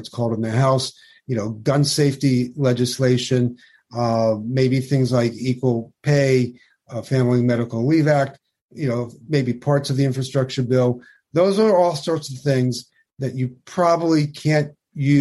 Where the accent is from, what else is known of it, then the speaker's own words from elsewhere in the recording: New York, United States; I'm a New Yorker.